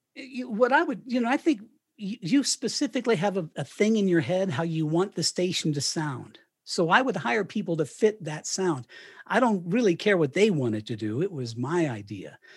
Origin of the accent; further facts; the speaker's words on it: Canon City, Colorado, United States; moved away as an adult; also born or lived in Miami, Florida / Knoxville, Tennessee; So I moved from Miami and, and retired in Canyon City, Colorado